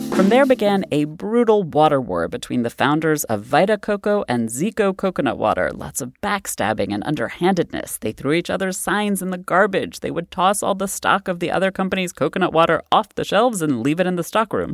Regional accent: Massachusetts, United States; my home state of Massachusetts

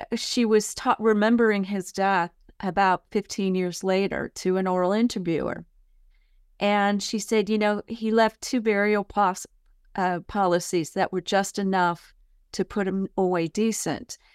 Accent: San Mateo County, California, United States; moved away as an adult; also born or lived in San Francisco; now in Murfreesboro, United States; I grew up in San Mateo County, California

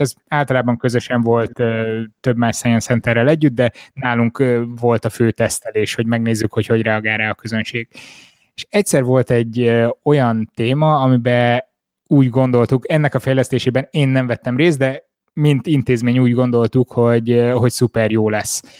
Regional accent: Miskolc, Borsod-Abaúj-Zemplén, Hungary; moved away; Miskolcon voltam, én ott nőttem fel, oda jártam már óvodába, előtte egy észak-borsodi kis faluban

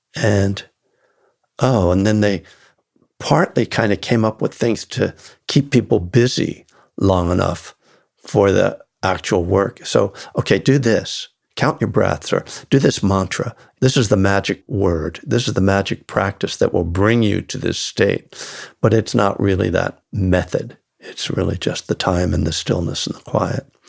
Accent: the North, United States; I was born in the North

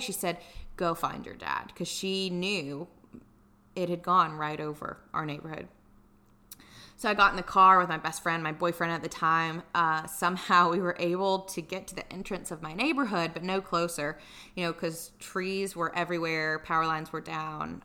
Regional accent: Tuscaloosa, Alabama, United States; moved away as an adult; also born or lived in Dallas / San Diego; now in Atlanta, United States; I'm originally from Tuscaloosa, Alabama

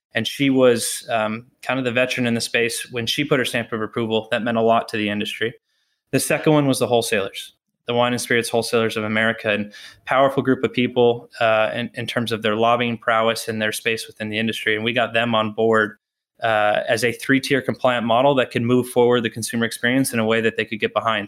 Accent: Texas, United States; moved away as an adult; also born or lived in Notre Dame, Indiana; now in Boston, United States; I grew up in Texas

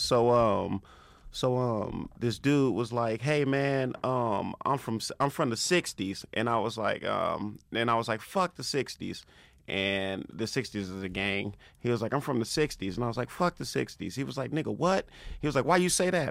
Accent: Compton, California, United States; also born or lived in Los Angeles; I'm from Compton, born and raised

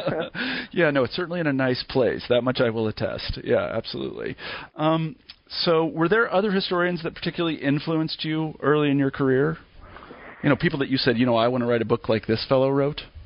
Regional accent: Kansas, United States; moved away as an adult; also born or lived in Grinnell, Iowa / Berkeley, California; I grew up in Kansas

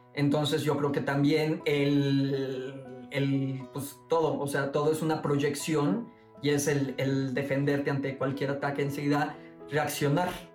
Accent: Boca del Río, Veracruz, Mexico; moved away as an adult; now in Mexico City, Mexico; mi, mi pueblito, mi boca del río, Veracruz

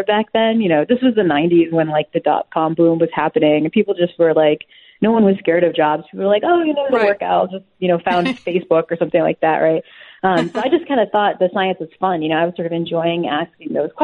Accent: New Bedford, Massachusetts, United States; growing up in New Bedford, being Cape Verdean isn't all that strange because there are lots of Cape Verdeans there

